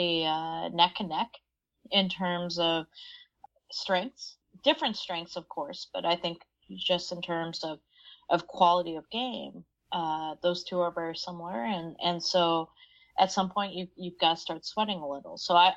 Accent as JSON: {"language": "English", "country": "United States", "said": "As an American"}